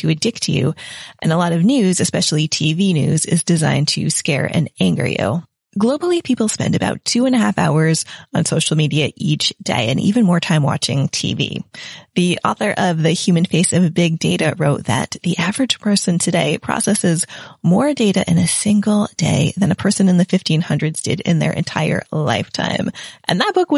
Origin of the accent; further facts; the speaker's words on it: United States; moved away as an adult; now in England; I'm an American in England